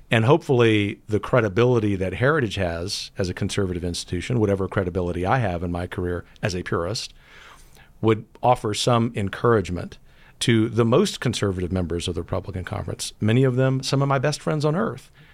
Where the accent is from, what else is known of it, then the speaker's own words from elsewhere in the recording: Gulf Coast, United States; growing up on the Gulf Coast